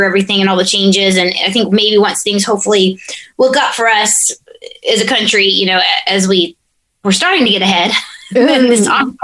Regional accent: Georgia, United States; growing up in Georgia

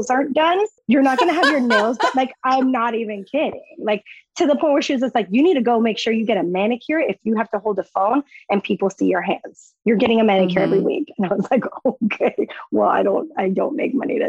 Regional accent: Mexico; moved away; I was from Mexico

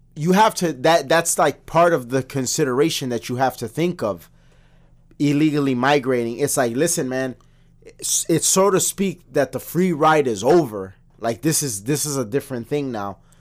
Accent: United States; as an American

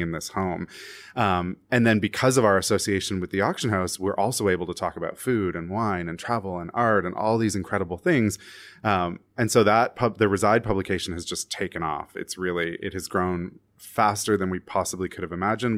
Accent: Canada; now in New York City, United States; I'm Canadian.

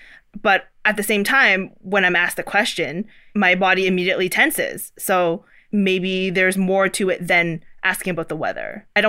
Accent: Toronto, Ontario, Canada; also born or lived in China; I was born in China. I moved here when I was 4 years old. So I basically have no memories of, you know, not living in Canada.

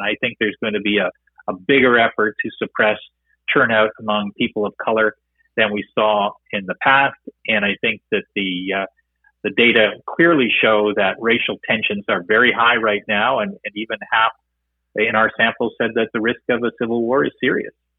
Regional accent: Canada; as a Canadian

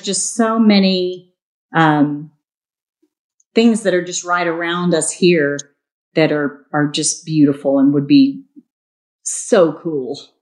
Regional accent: Harlingen, Texas, United States; I grew up down in South Texas um, in Harlingen, right by the border

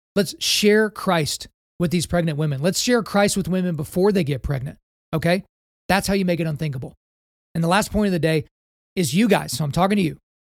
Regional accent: Oklahoma, United States; my home state of Oklahoma

